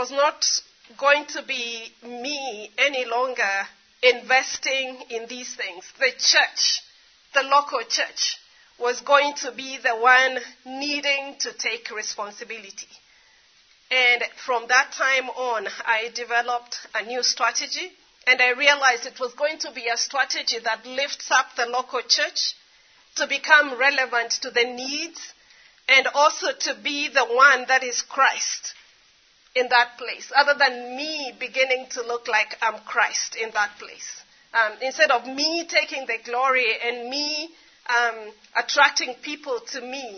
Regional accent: Kenya; I grew up in Kenya.

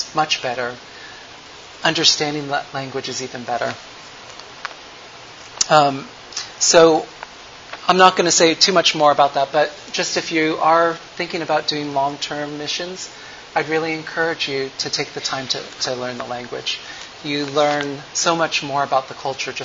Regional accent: United States; as a American

